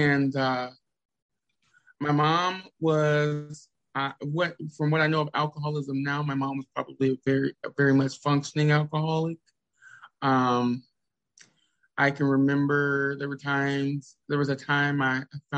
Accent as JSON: {"language": "English", "region": "the South", "country": "United States", "tie": "born or raised there", "said": "I was raised in the South"}